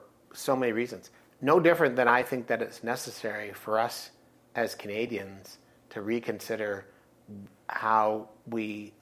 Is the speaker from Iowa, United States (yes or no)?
yes; Aurelia, Iowa, United States; where I grew up in Aurelia